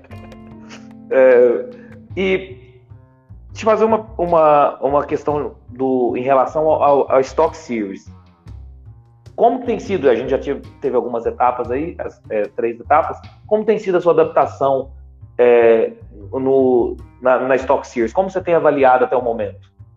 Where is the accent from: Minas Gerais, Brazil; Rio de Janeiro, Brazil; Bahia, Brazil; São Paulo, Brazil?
Minas Gerais, Brazil; Eu sou de Minas